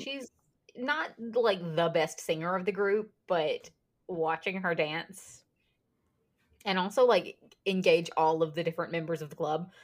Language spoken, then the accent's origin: English; Mississippi, United States; I'm from Mississippi